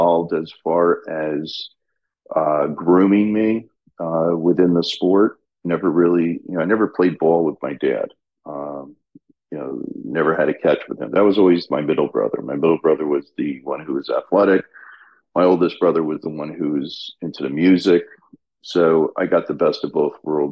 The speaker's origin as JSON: {"language": "English", "town": "Albany", "region": "New York", "country": "United States", "tie": "born or raised there", "moved": "yes", "said": "growing up in Albany was great. It was a very conservative, somewhat political area, obviously being the state capital"}